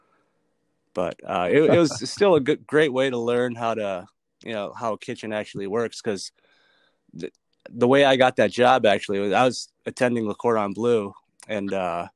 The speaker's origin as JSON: {"language": "English", "town": "Apple Valley", "region": "Minnesota", "country": "United States", "tie": "born or raised there", "said": "I grew up in Apple Valley, Minnesota, south suburbs of Minneapolis"}